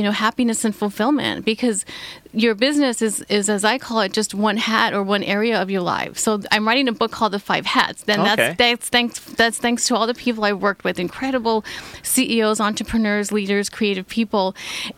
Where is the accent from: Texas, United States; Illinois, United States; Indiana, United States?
Texas, United States; moved away as an adult; now in Orange County, United States; I'm originally from Texas, so born and raised a Texas girl.